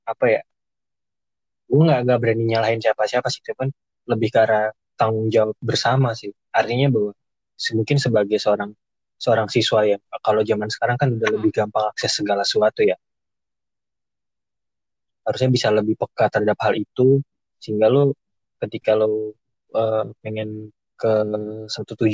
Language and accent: Indonesian; Medan, North Sumatra, Indonesia; gue nih kebetulan dari Medan terus dia sekarang kerja di Jakarta